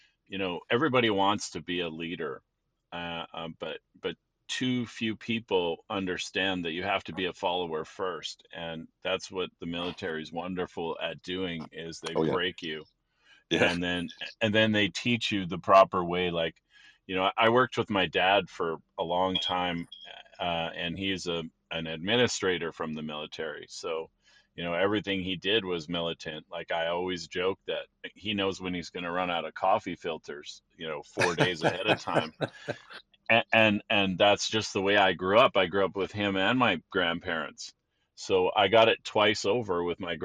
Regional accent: Canada; I'm a Canadian

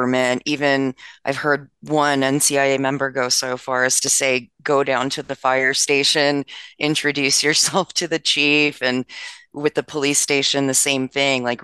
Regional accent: Maryland, United States; My home state, Maryland

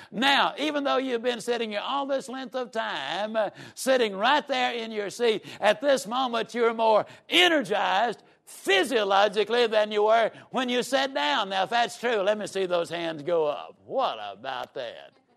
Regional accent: Yazoo City, Mississippi, United States; I was raised down in Yazoo City, Mississippi.

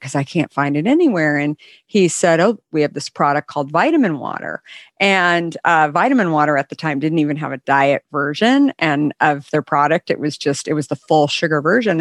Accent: West Coast, United States; I grew up on the West Coast

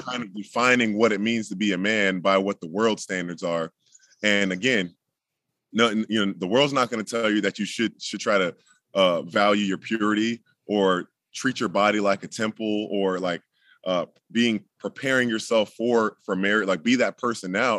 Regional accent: Jacksonville, Florida, United States; I'm in, currently in Jacksonville, Florida, in the house that I grew up

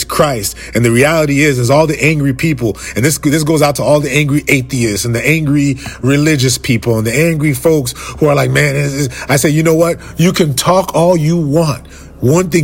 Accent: Fort Lauderdale, Florida, United States; I'm from Fort Lauderdale

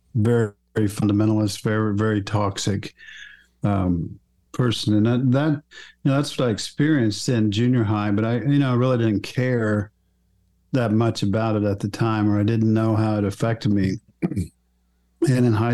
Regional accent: Oklahoma, United States; I was raised in Oklahoma

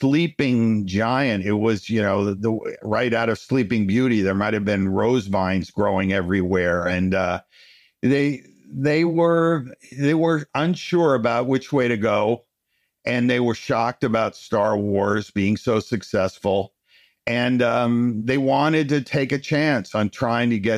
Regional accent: United States; also born or lived in Pennsylvania / Boston; I grew up in New York and Pennsylvania

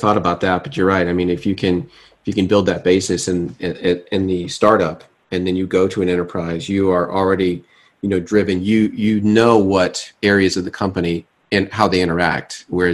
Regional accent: United States; also born or lived in Switzerland; as an American going over to Europe

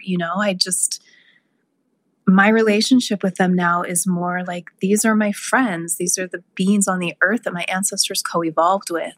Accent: South Lake Tahoe, California, United States; my hometown of South Lake Tahoe

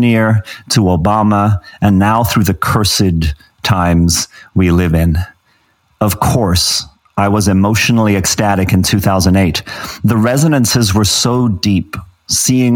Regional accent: Johannesburg, Gauteng, South Africa; moved away as an adult; also born or lived in Zimbabwe / England; now in Los Angeles, United States; I grew up in Johannesburg, I was born in Zimbabwe

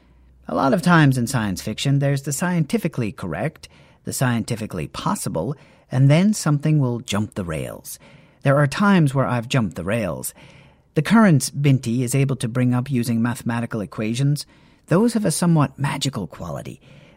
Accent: Nigeria; Being Nigerian, being Igbo in particular, that's a big deal. That's something my own people have struggled with.

